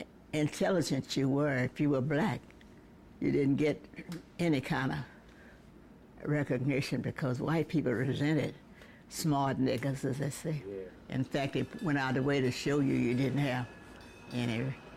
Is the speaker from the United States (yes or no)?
yes; the South, United States; That was a part of growing up in the South. You knew your place, and your place was in the back of the bus.